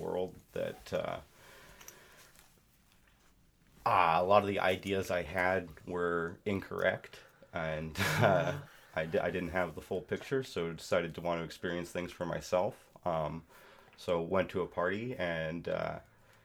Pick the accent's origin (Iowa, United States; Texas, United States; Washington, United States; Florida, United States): Washington, United States; Eastern; I grew up in Eastern Washington in a rural community